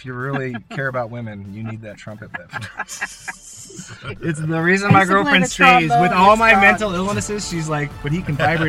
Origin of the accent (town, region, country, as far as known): Blackfoot, Idaho, United States; born or raised there